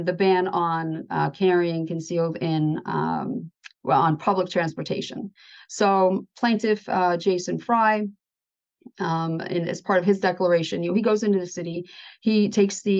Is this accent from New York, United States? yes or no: yes; New York, United States; being a New Yorker